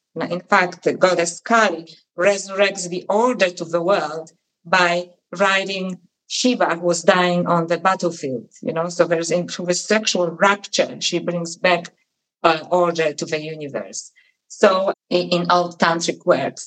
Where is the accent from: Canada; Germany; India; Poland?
Poland; moved away; when I was a little girl and I was growing up in Poland